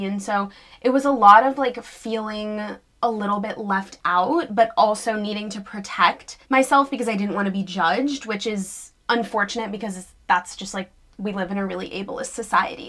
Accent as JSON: {"language": "English", "town": "New York City", "region": "New York", "country": "United States", "tie": "born or raised there", "said": "So I grew up in New York City, luckily"}